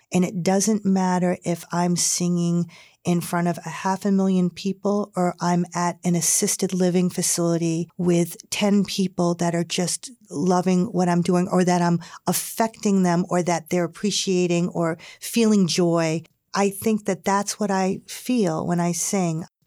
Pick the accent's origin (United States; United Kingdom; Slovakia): United States; Hingham, Massachusetts; when I grew up in Hingham